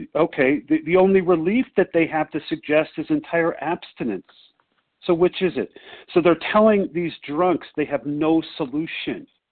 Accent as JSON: {"language": "English", "town": "Chicago", "region": "Illinois", "country": "United States", "said": "I'm visiting my sweetheart in Denver, but I'm from Chicago"}